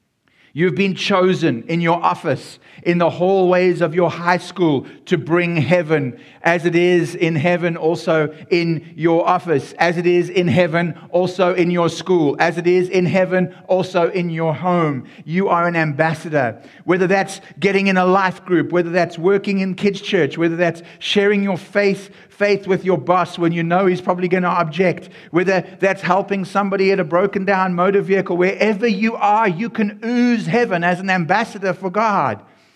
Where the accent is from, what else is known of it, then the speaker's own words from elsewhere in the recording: South Africa; Xhosa and Afrikaans so that you could get a feeling of the language and the culture and being in my home country.